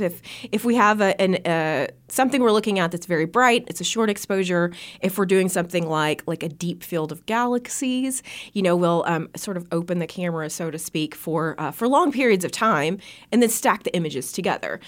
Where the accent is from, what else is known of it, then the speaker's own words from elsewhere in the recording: Bee Branch, Arkansas, United States; moved away as an adult; also born or lived in Arizona; Growing up in Bee Branch, actually, I grew up under a really dark sky